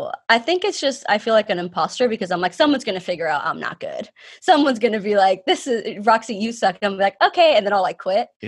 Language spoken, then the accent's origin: English; Miami, Florida, United States; moved away as an adult; also born or lived in Cuba; now in Atlanta, United States; I moved to Miami when I was 4 years old with my parents and I grew up in Miami